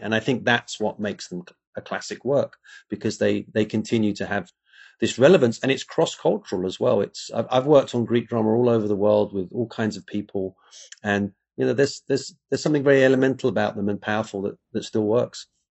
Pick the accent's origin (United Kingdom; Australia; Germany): United Kingdom; England; moved away; I grew up in England, and you're actually surrounded by Roman history.